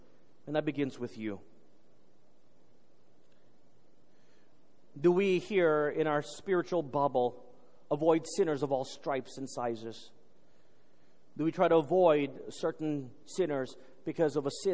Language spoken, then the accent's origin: English; Texas, United States; I grew up in Texas